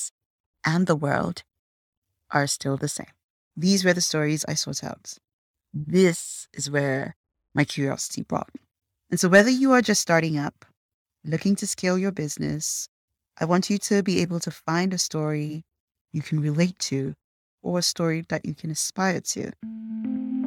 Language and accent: English; Nigeria; now in Canada; I grew up in Nigeria